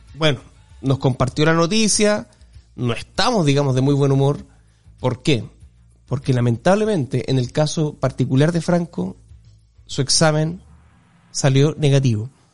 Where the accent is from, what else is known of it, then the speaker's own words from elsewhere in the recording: Chile; somos chilenos